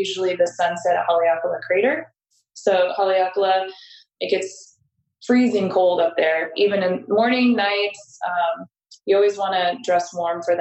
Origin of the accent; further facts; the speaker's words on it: San Diego, California, United States; now in Maui, United States; I'm from San Diego, so I am used to warm weather year round